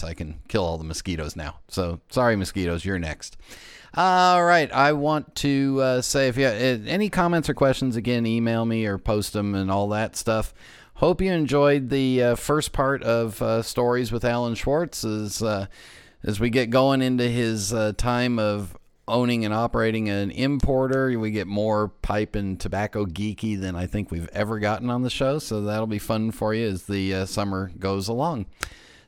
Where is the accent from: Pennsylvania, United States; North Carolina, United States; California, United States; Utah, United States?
California, United States; Los Angeles; now in East Coast, United States; growing up in Los Angeles, we don't have fireflies